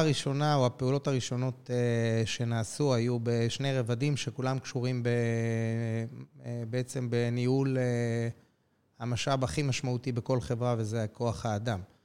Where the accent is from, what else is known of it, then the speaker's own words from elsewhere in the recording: Jerusalem, Jerusalem District, Israel; נולדתי בירושלים, גר בירושלים